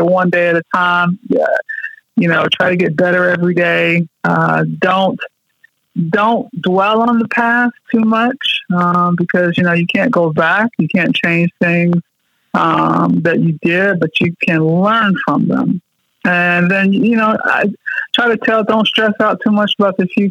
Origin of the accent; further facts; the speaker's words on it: Louisville, Kentucky, United States; I grew up in Louisville, Kentucky